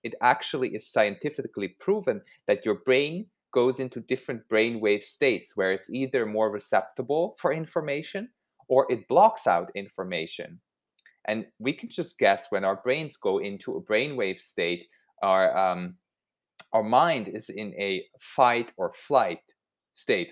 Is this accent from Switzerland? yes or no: yes; Switzerland; I grew up in Switzerland and eggs and sausages, that was just a thing my whole childhood